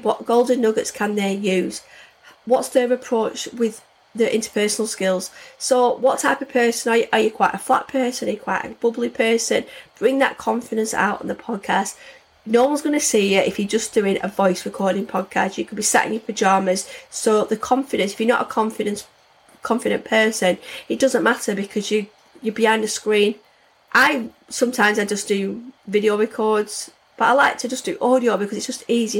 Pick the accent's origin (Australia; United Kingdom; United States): United Kingdom; the north of England; accent: northern; I've got a northern accent